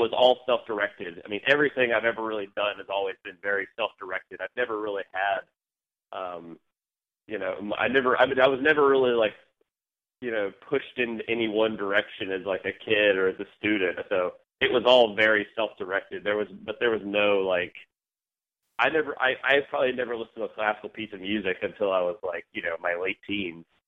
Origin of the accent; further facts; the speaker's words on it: South Carolina, United States; moved away; I'm from South Carolina originally, in a little small town about half an hour outside